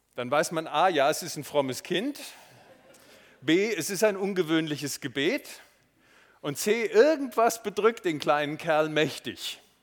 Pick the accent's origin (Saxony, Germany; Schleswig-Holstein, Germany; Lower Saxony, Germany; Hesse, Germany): Hesse, Germany; Marburg; moved away; Es ist meine Heimatstadt, meine Schulstadt